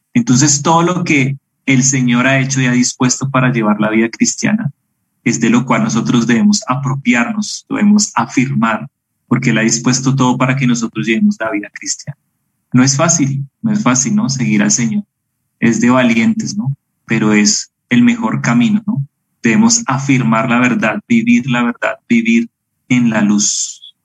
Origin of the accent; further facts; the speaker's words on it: Bogotá, Colombia; moved away as an adult; now in Medellín, Colombia; crecí en Bogotá